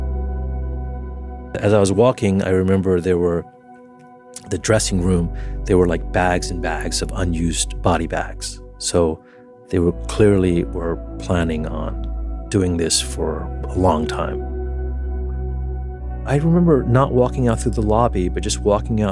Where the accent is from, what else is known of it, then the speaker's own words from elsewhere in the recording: New York, United States; in my hometown